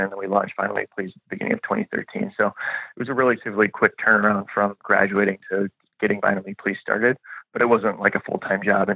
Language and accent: English; La Grange, Illinois, United States; moved away as an adult; also born or lived in Nashville; I grew up just outside Chicago in a suburb called LaGrange